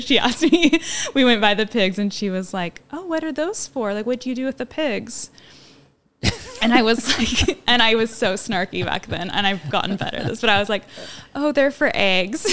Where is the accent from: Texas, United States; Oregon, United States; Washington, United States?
Oregon, United States; Monmouth; also born or lived in Southern California; I grew up in Monmouth